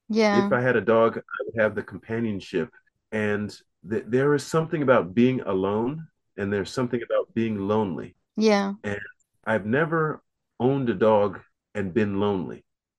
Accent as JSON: {"language": "English", "town": "Fort Bragg", "region": "North Carolina", "country": "United States", "tie": "born there", "said": "I was born in Fort Bragg, North Carolina."}